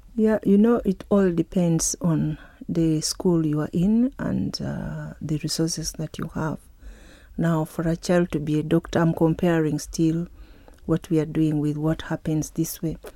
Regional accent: Uganda; from Uganda.

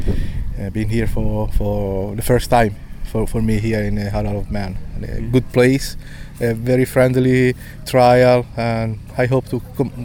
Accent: Italy; Yeah, I come from Italy.

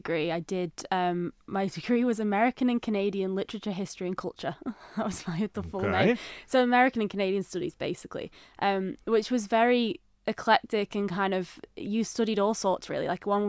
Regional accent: Widnes, North West England, United Kingdom; moved away as an adult; now in Isle of Man; I grew up in Widnes, so it's nearby. It's about half an hour outside of Liverpool, basically. It's my hometown.

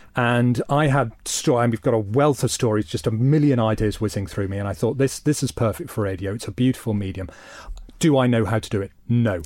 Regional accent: Isle of Man; moved away as an adult; the Isle of Man and this wonderful place that I grew up

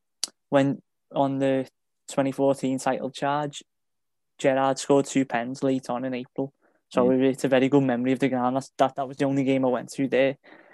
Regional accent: Liverpool, North West England, United Kingdom; I was born in the Women's Hospital in Liverpool, which is just on the cusp of town, in 2001, the treble year.

